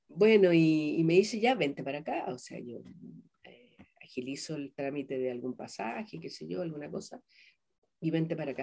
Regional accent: southern Chile, Chile; moved away as an adult; also born or lived in Peru / Colombia; yo vengo de Chile, del sur de Chile, vengo representando a la mujer chilena

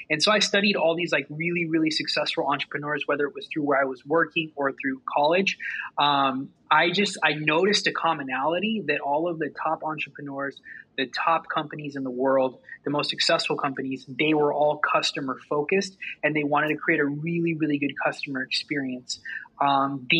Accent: Southern California, United States; I'm from Southern California

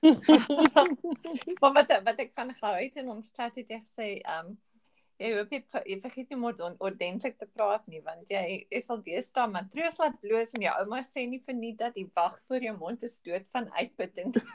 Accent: Johannesburg, Gauteng, South Africa; ek en Karin kom albei uit Johannesburg

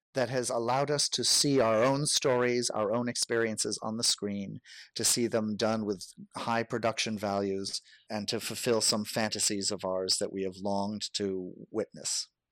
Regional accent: United States; I am white, I am American

